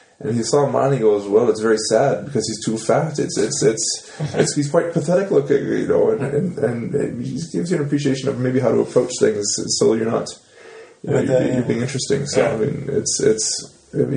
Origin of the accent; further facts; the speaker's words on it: Saskatchewan, Canada; moved away as an adult; growing up in Saskatchewan and going to high school